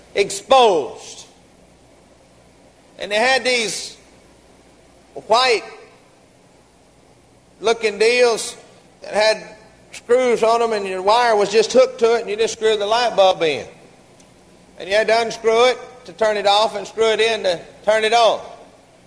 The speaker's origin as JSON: {"language": "English", "town": "Garland", "region": "Texas", "country": "United States", "tie": "born or raised there", "said": "We grew up together down in Garland"}